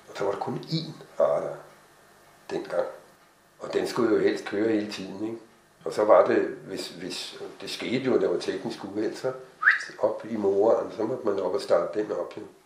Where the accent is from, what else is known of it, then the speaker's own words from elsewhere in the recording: Hvidovre, Capital Region of Denmark, Denmark; Jeg er fra Hvidovre